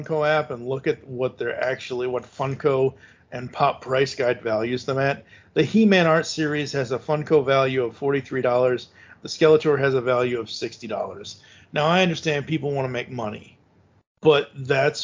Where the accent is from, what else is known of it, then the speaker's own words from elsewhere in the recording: Massachusetts, United States; I was born and raised in Massachusetts